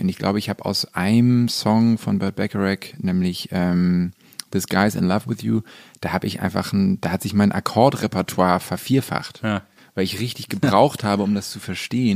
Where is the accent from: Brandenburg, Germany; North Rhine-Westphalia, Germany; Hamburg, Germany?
Hamburg, Germany; Also ich bin ja in Hamburg groß geworden